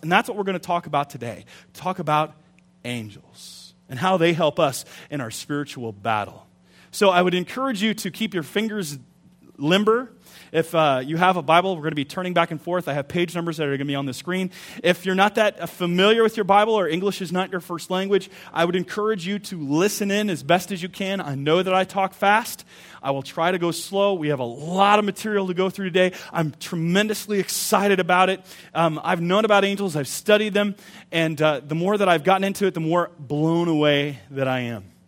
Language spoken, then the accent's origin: English; United States; we're American